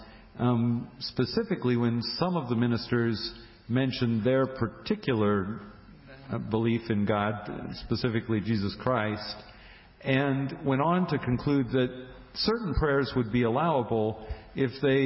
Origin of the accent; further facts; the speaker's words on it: Indiana, United States; my home state of Indiana